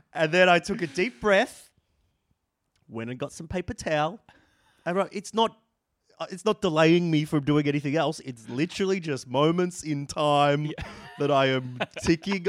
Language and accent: English; Victoria, Australia; also born or lived in Sydney; now in Melbourne, Australia; I grew up in Victoria.